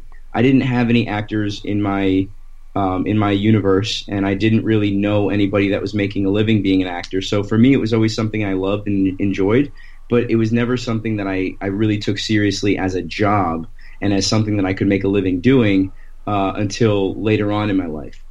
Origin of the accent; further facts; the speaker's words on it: Thornton, Colorado, United States; moved away; also born or lived in Florida / Washington, D.C. / Los Angeles; I was born in Florida, and then I grew up in Colorado